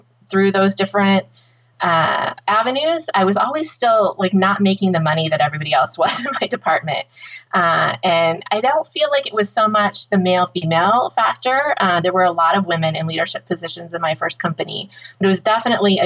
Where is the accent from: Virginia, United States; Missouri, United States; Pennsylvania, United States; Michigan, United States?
Michigan, United States; Woodhaven; I grew up in Woodhaven, Michigan, just south of Detroit